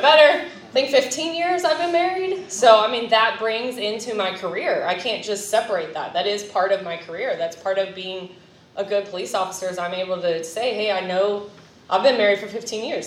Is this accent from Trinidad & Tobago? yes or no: no; California, United States; also born or lived in Florida; now in Clay County, Florida, United States; I'm from California originally, but now Florida is my home